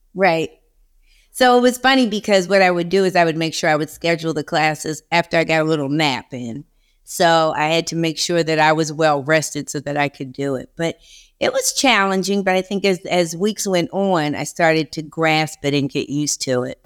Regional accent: Philadelphia, Pennsylvania, United States; now in Charleston, United States; I'm originally from Philadelphia

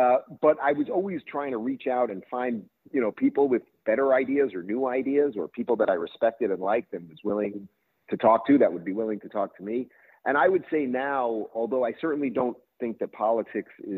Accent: Long Island, New York, United States; also born or lived in Brooklyn, New York / Manhattan, New York; I grew up in Long Island.

